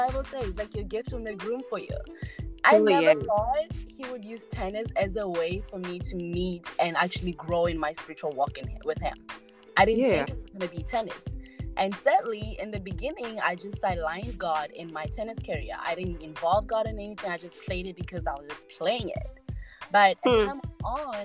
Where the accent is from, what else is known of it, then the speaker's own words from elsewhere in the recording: Botswana; moved away as an adult; now in United States; I was born and raised in Botswana and then moved to America in 2016 on a tennis scholarship offer